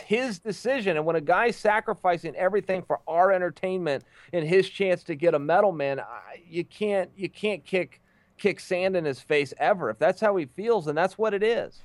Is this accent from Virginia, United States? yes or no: no; Westland, Michigan, United States; Roberts and Zaleski are in my hometown of Westland